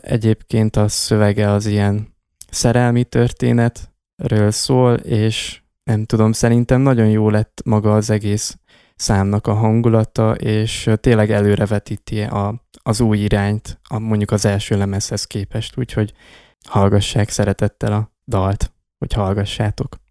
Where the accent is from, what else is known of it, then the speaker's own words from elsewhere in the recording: Miercurea Ciuc, Harghita County, Romania; a város, a Csíkszereda vagy a térség, ahonnan származunk